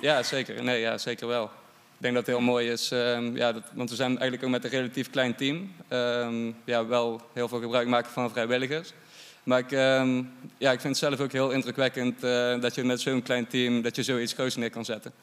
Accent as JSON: {"language": "Dutch", "town": "Eindhoven", "region": "North Brabant", "country": "Netherlands", "said": "ik kom zelf namelijk uit Eindhoven"}